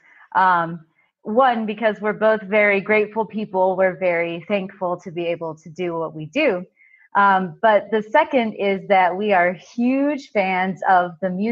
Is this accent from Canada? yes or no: no; United States; moved away as an adult; also born or lived in Beijing, China / Kunming, China / Bali, Indonesia; I am American and I did grow up in a developed country